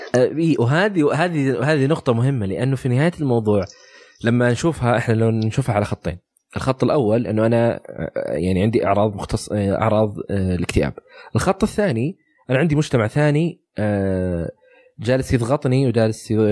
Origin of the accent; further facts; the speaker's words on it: Saudi Arabia; عندنا في السعوديه